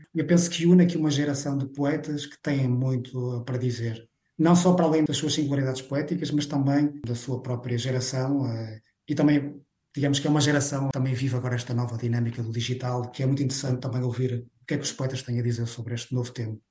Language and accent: Portuguese; Vila Nova de Famalicão, Braga, Portugal; moved away as an adult; also born or lived in Galicia, Spain / A Coruña / United States; now in Barcelona, Spain; eu nasci em Vila Nova de Famalicão